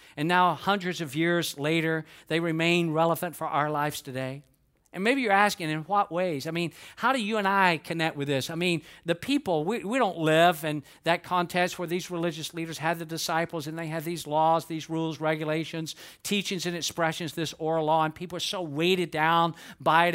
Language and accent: English; Atlanta, Georgia, United States; moved away as an adult; now in Lakeland, United States; I was born and raised in Atlanta, Georgia.